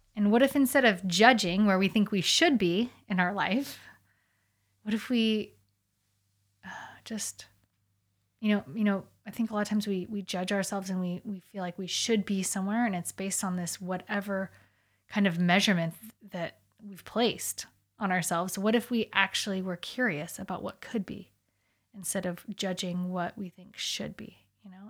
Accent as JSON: {"language": "English", "country": "United States", "said": "obviously we're American"}